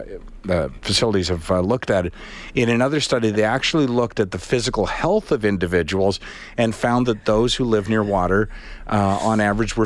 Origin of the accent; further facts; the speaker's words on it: Charlottetown, Prince Edward Island, Canada; I grew up on a body of water in Prince Edward Island. I looked out over the Charlottetown Harbor